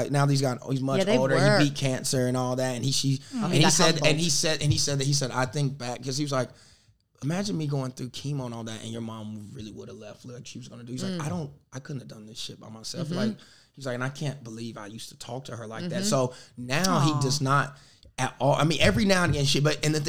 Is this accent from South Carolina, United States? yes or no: yes; South Carolina, United States; I'm from South Carolina.